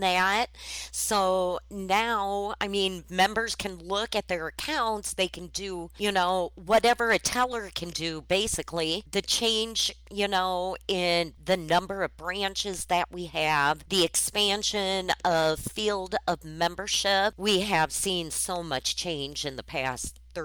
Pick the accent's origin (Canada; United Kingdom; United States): United States; Waterloo, Iowa; moved away as an adult; now in Nebraska, United States; born and raised in Waterloo, Iowa, and 5 years ago when the first office came into Nebraska, I went with it